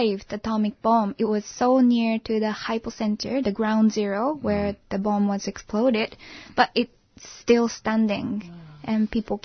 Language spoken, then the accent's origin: English; Hiroshima, Japan; English is a second language; also born or lived in Tokyo / Ireland; I'm from Hiroshima Prefecture